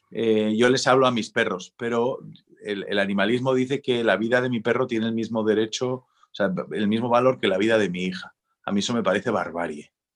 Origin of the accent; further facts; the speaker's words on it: San Sebastián, Basque Country, Spain; soy un pijo de San Sebastián del Boulevard